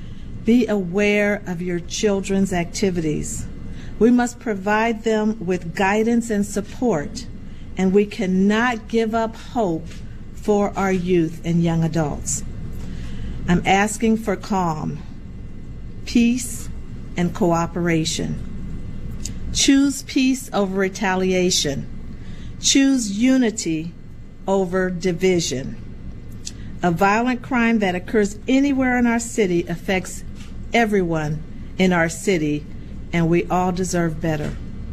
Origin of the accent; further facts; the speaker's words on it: Peoria, Illinois, United States; As many of you know, I grew up on the South Side of Peoria. My family still lives there.